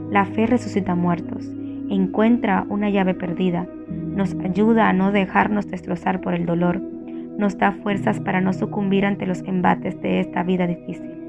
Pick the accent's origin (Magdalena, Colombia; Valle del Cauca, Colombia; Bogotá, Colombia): Magdalena, Colombia; Santa Marta; Después de eso busqué la manera de mover el cerro que en mi ciudad natal conduce al corregimiento de Taganga, porque pensé que estorbaba, ya que impedía que desde la casa pudiéramos ver el hermoso océano. Tenía 12 años.